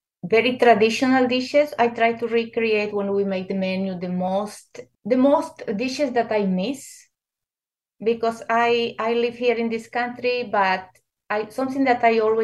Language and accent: English; Peru; Well, Peruvian food is a fusion of, you know, we come from the Inca Empire.